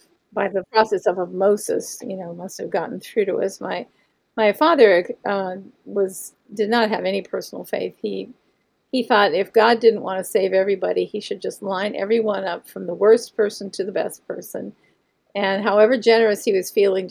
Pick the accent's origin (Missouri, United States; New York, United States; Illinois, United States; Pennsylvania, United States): Pennsylvania, United States; Monroeville; I grew up in Monroeville, Pennsylvania, which was a bedroom community on the outskirts of Pittsburgh, Pennsylvania